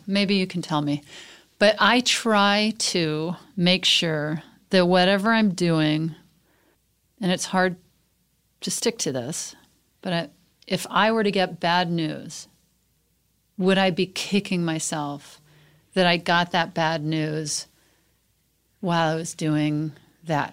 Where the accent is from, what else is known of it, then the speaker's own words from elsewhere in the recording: Mississippi, United States; also born or lived in Texas (outside Houston); now in Los Angeles, United States; I lived in Mississippi and Texas.